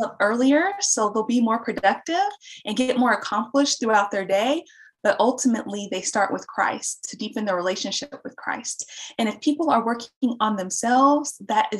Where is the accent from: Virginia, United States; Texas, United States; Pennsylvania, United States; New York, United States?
Texas, United States; Dallas; born and raised in Dallas, Texas